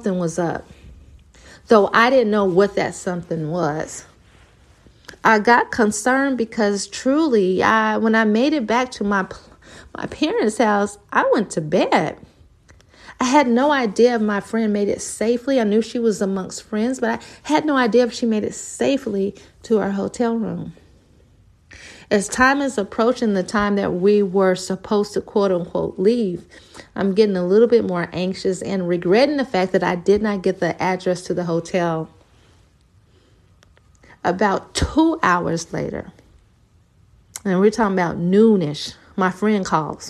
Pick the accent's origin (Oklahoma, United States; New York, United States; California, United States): Oklahoma, United States; moved away as an adult; now in Texas, United States; I'm from Oklahoma